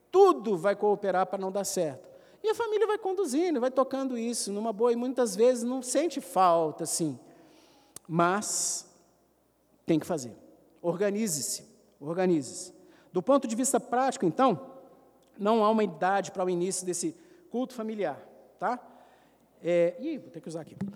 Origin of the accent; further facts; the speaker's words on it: Brazil; Eu sou brasileiro, tem nada a ver com isso.